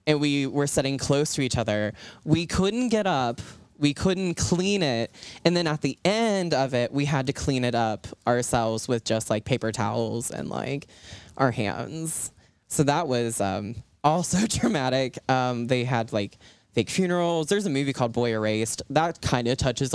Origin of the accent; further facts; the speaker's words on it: Ripley, West Virginia, United States; I grew up in Appalachia. I grew up in Ripley. Went to school there all throughout.